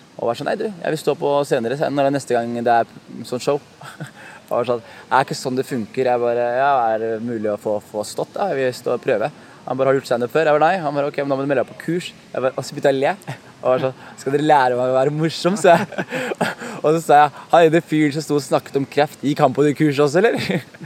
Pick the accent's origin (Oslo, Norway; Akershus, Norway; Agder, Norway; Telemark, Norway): Telemark, Norway; Skien; født og oppvokst i Skien. Eh, fra, fra et sted som heter Gulset i Skien